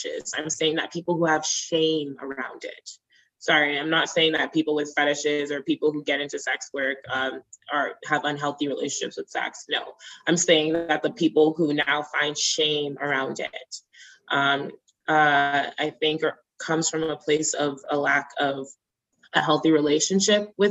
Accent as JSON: {"language": "English", "country": "Nigeria", "said": "I'm Nigerian"}